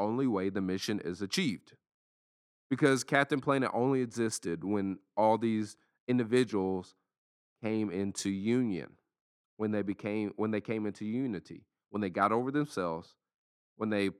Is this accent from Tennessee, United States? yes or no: yes; Lexington, Tennessee, United States; moved away; also born or lived in Central Florida; in my hometown in Lexington, Tennessee